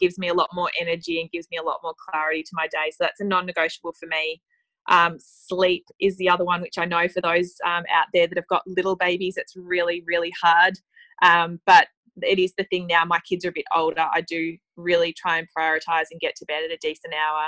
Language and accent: English; Tasmania, Australia; moved away as an adult; also born or lived in London; now in Melbourne, Australia; I grew up in Tasmania, which was absolutely beautiful, but moved to Melbourne when I was 18 to study at university